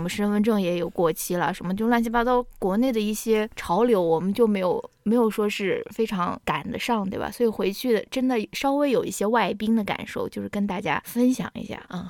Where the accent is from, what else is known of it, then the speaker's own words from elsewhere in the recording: China; now in United States; 我们是中国人